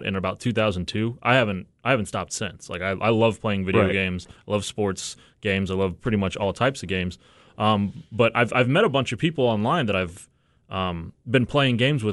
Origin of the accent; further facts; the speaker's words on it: United States; as American as possible